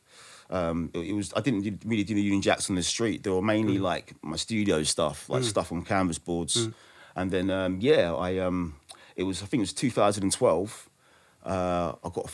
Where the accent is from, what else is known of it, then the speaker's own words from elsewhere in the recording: United Kingdom; I'm British. I'm Black British.